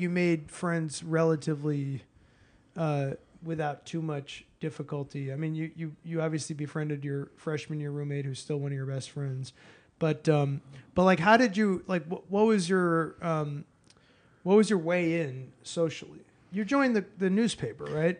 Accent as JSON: {"language": "English", "town": "Boston", "region": "Massachusetts", "country": "United States", "tie": "born or raised there", "also_born_or_lived": "New York City", "moved": "yes", "said": "I grew up in Boston"}